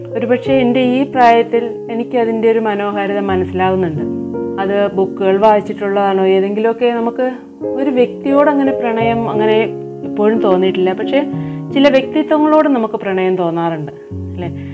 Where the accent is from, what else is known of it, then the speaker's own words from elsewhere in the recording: Ozhukupara, Kerala, India; ഞാൻ ജനിച്ചത് വെമ്പായത്തിനടുത്തുള്ള ഒഴുകുപാറ എന്ന ഗ്രാമത്തിലാണ്